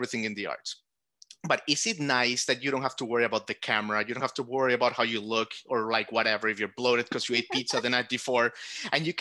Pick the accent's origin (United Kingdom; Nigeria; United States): United States; Florida; now in Nashville, United States; I'm from Florida